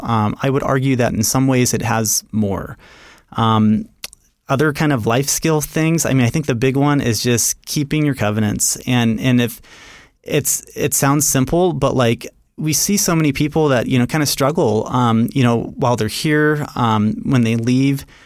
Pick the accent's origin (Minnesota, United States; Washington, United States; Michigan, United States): Washington, United States; Seattle; moved away; also born or lived in Rexburg, Idaho / New York City; I'm from the Seattle area originally.